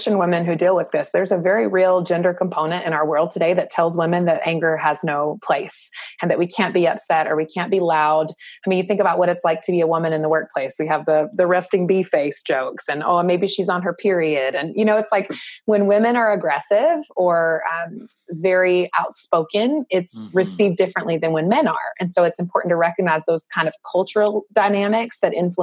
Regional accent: the South, United States; I grew up in the South

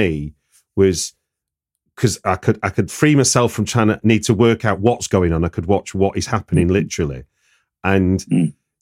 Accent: United Kingdom; as a British viewer

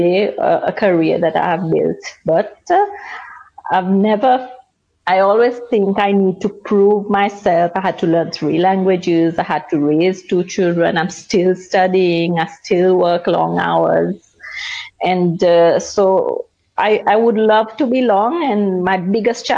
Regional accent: Seychelles; moved away as an adult; now in Luxembourg; I come from Seychelles. I moved to Luxembourg right after my university studies

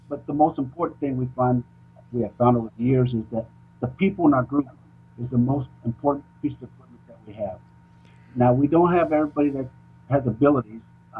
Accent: Puerto Rico, United States; now in Kansas City, United States; First, I guess I need to tell you that I'm Tiano Indian, and that I live here in Kansas City, Missouri, which is quite a ways from my hometown.

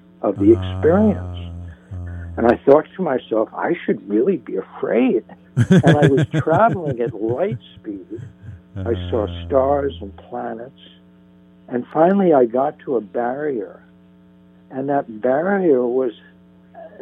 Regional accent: northern New Jersey, United States; now in Santa Monica, United States; I grew up in New Jersey

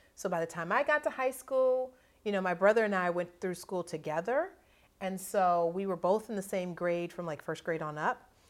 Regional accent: Akron, Ohio, United States; I grew up in, mostly in Ohio, and so the, I grew up in Akron, Ohio

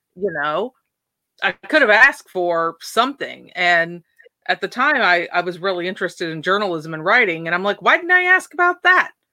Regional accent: Port Angeles, Washington, United States; I was born and raised in Port Angeles, Washington, Washington State on the West Coast

